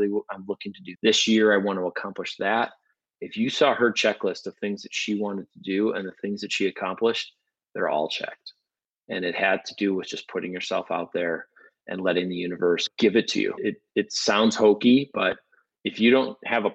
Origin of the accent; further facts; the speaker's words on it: Midwest, United States; moved away as an adult; now in Los Angeles, United States; We're from the Midwest.